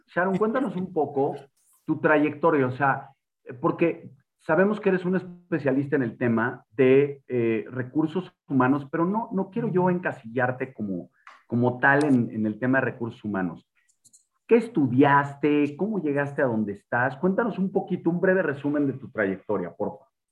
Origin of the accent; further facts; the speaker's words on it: Mexico; como mexicanos